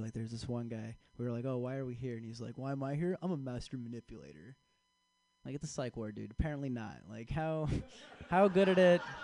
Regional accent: San Francisco, California, United States; now in Chicago, United States; originally I'm from San Francisco. I was born here. I was raised here

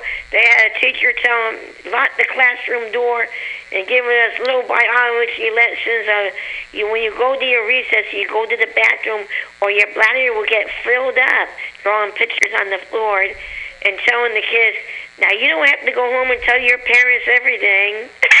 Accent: San Francisco, California, United States; Good old San Francisco.

